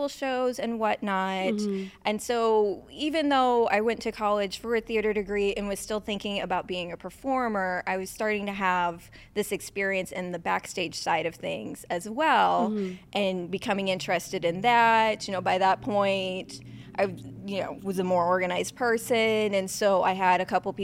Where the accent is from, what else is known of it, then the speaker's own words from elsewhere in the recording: south of St. Louis, Missouri, United States; I grew up in Missouri, south of St. Louis.